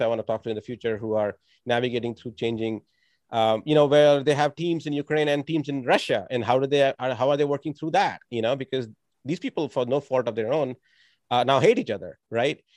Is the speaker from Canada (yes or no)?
no; India; moved away; I grew up in India